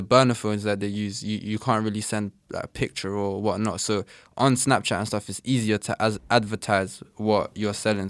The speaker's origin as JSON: {"language": "English", "region": "London", "country": "United Kingdom", "tie": "born or raised there", "said": "born and raised in Northwest London"}